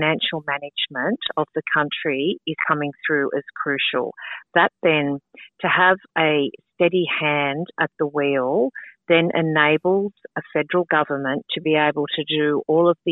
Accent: Sutherland Shire, New South Wales, Australia; I grew up in the Sutherland Shire and I still live in the Sutherland Shire

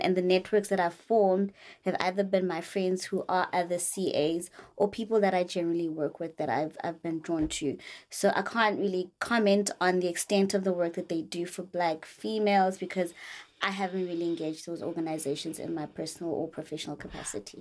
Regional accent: Polokwane, Limpopo, South Africa; I'm originally from Polokwane

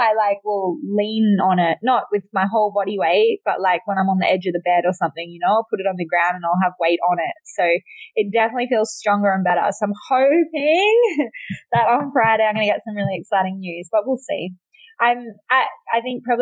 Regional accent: Australia; now in Miami, United States; I'm from Australia.

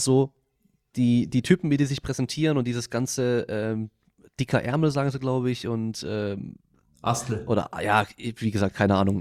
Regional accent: Freiburg, Baden-Württemberg, Germany; moved away; ich komme ursprünglich aus Freiburg, also halt eine Dreiviertelstunde von dort

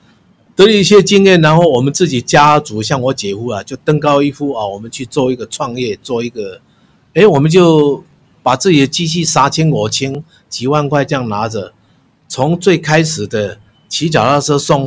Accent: Changhua County, Taiwan; now in Taipei, Taiwan; 我是四十二年次的人。我们当时来台北的时候，我们我是彰化人，我爸爸就给我五十块，搭一张火车票来到台北

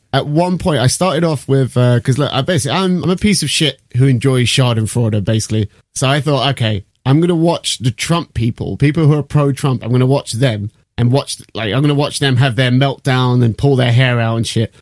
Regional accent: United Kingdom; I'm British.

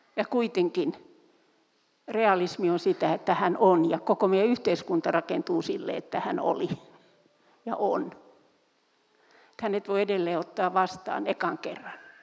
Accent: Turku, Southwest Finland, Finland; Mä olen syntyisin Turusta

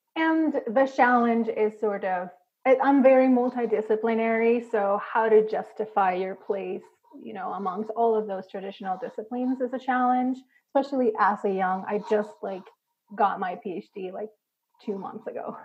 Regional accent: Puerto Rico; I grew up, I'm Puerto Rican, I grew up in Puerto Rico

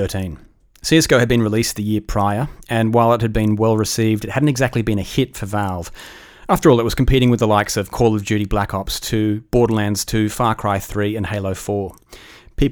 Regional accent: Australia; accent: Australian; I come from a country that loses more money gambling per capita every year than any other country. If you cannot tell from my delicious accent, that country is Australia.

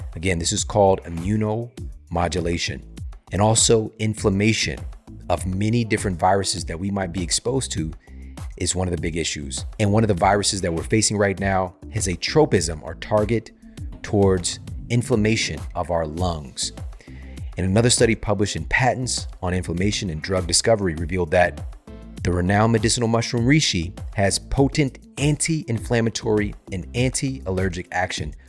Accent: Ferguson, Missouri, United States; I'm from Ferguson, Missouri. We didn't have a gym around anywhere

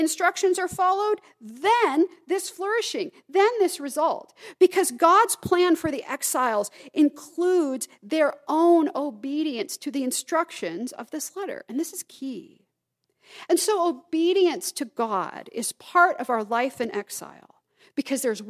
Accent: the South, United States; moved away; I can say y'all because I grew up in the South

